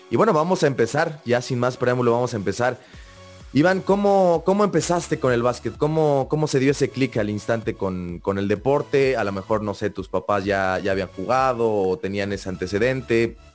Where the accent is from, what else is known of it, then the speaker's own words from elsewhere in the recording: Xalapa, Veracruz, Mexico; Soy de Jalapa, Veracruz.